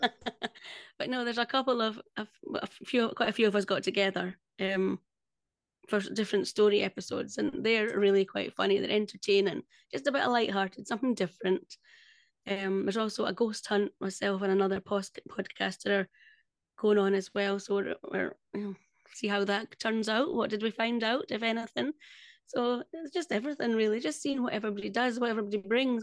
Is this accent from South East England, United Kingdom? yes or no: no; Scotland, United Kingdom; I'm Scottish